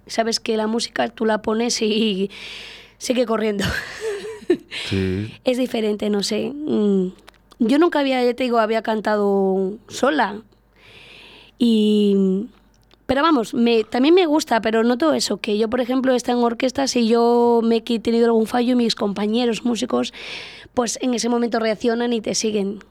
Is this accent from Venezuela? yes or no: no; Plasencia, Extremadura, Spain; moved away as an adult; now in Íscar, Spain; yo soy de Plasencia de Cáceres, yo soy extremeña.